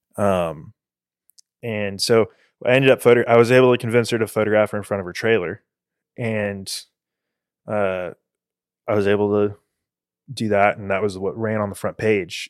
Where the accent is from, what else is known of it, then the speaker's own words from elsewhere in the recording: Houston, Texas, United States; I was born in the Heights in Houston